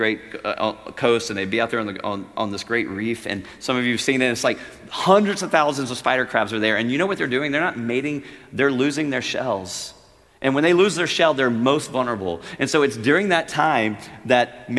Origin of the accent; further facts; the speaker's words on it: Louisiana, United States; I'm a redneck. I grew up in Louisiana on a farm